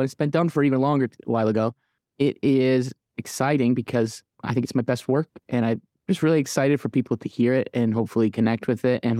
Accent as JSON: {"language": "English", "town": "Midland", "region": "Michigan", "country": "United States", "also_born_or_lived": "Kalamazoo, Michigan / Detroit, Michigan", "moved": "yes", "lives_now": "Nashville, United States", "said": "I'm from Midland, Michigan. I lived in Kalamazoo, Michigan. I lived in Detroit, Michigan, but I currently live in Nashville, Tennessee."}